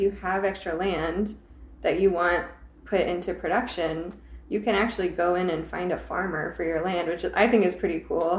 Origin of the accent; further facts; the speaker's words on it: the South, United States; now in Seattle, United States; I'm from the South